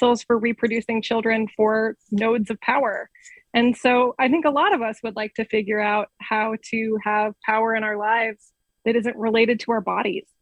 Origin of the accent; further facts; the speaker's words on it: United States; as an American